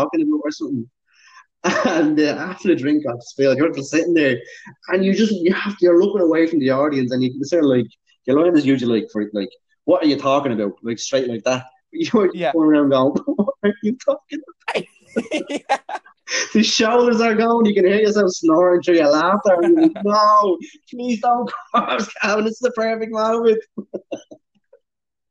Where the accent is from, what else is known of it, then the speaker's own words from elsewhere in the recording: Dublin, Leinster, Ireland; I'm from Dublin